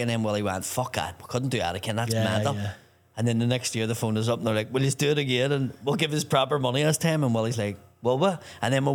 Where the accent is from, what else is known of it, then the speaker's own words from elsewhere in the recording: Belfast, Northern Ireland, United Kingdom; Belfast, obviously, is my hometown